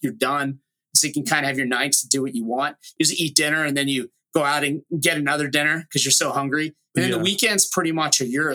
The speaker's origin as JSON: {"language": "English", "area": "Delaware County, suburbs of Philadelphia", "region": "Pennsylvania", "country": "United States", "moved": "as an adult", "said": "I was from the East Coast, kind of a smaller suburb outside of Philly."}